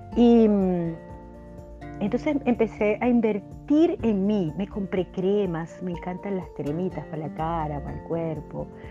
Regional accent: Venezuela; en mi país, en Venezuela

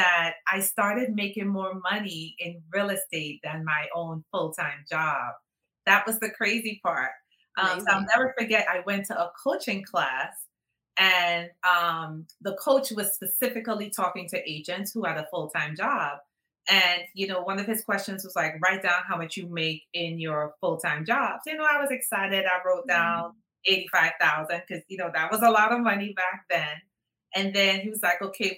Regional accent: Trinidad & Tobago; moved away; I am originally from Trinidad. So when you hear the accent, that's where I'm from, originally from Trinidad

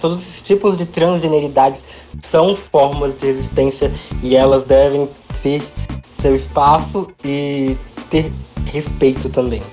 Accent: Mato Grosso, Brazil; eu sou do Mato Grosso

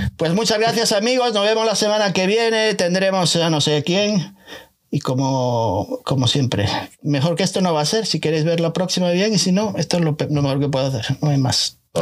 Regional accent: A Coruña, Galicia, Spain; tengo mi casa en la, en Coruña

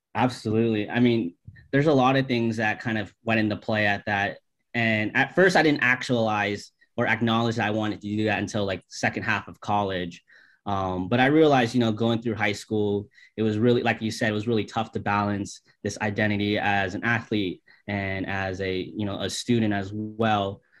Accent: St. Petersburg, Florida, United States; we are born and raised in St. Petersburg, Florida

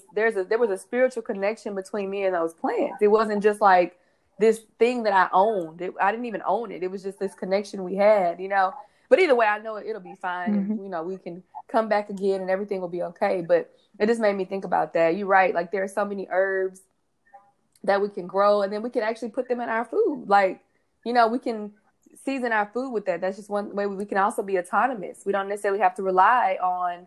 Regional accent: Houston, Texas, United States; I grew up in Houston, and I would go down to Louisiana and visit my family

